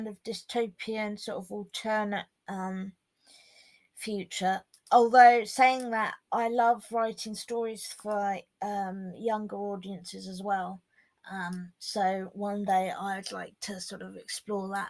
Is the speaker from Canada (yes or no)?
no; Hampshire, South East England, United Kingdom; I'm 24 and I'm a novelist from Hampshire in England.